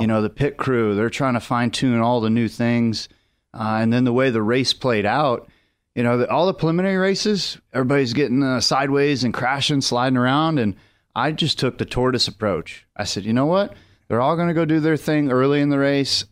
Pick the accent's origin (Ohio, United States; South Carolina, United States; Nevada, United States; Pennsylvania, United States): Nevada, United States; Las Vegas; moved away; Vegas is my hometown, and it's fun to represent that place